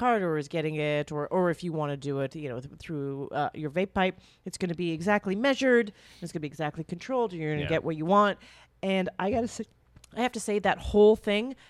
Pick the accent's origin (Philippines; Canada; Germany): Canada; now in New York, United States; I grew up in Canada.